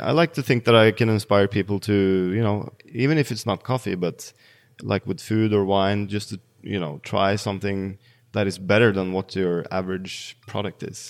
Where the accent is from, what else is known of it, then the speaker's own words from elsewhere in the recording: Bærum, Akershus, Norway; So I grew up in Bærum, uh, which is the snobby municipality outside of Oslo.